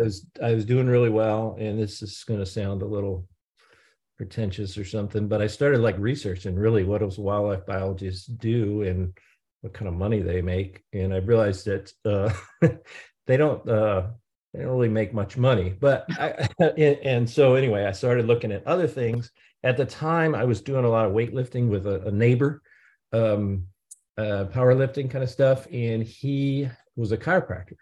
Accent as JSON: {"language": "English", "town": "St. Louis", "region": "Missouri", "country": "United States", "tie": "born or raised there", "also_born_or_lived": "Edwardsville, Illinois / Columbia, Missouri", "said": "I was born and raised in Saint Louis, Missouri"}